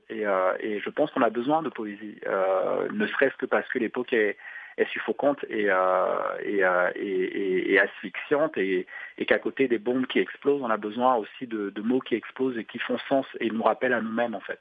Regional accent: Douala, Littoral, Cameroon; Douala, euh, ma ville natale

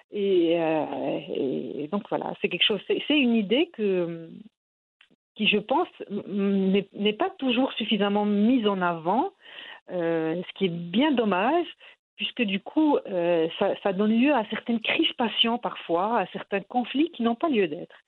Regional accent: Morocco; moved away as an adult; now in France; je suis née, j'ai grandi au Maroc

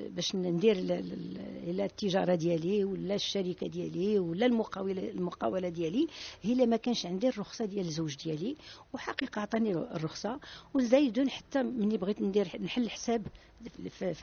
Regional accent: Marrakesh, Marrakesh-Safi, Morocco; also born or lived in Azrou / Fez (parents' origin); الوالدين من اصل فاسي وانا مزيوده في ازرو من ان فيلاج بيربيق ومن بعد في سبع سنين جيت لمراكش

